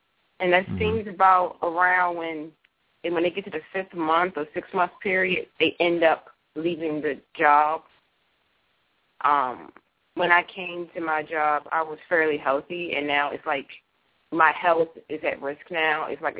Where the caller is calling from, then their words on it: Virginia, United States; I'm calling from Virginia.